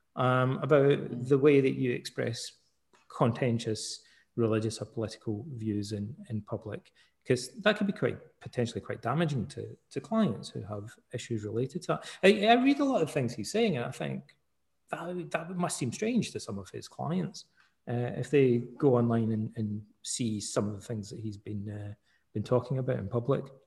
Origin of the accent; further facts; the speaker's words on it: Scotland, United Kingdom; also born or lived in Canada; I'm Scottish